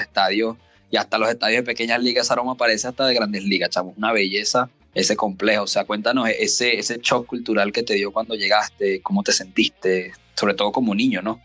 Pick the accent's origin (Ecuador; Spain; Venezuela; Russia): Venezuela; criarse en el país de nosotros